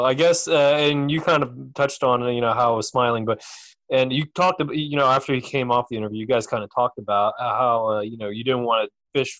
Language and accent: English; Georgetown, Delaware, United States; I'm from Georgetown, Delaware, and I used to go to Lewis all the time growing up.